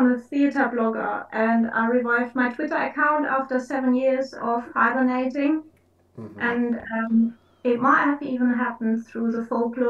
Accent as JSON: {"language": "English", "region": "Hamburg", "country": "Germany", "moved": "yes", "lives_now": "Surrey, United Kingdom", "said": "Yes, I'm in Surrey, but I'm originally from Northern Germany."}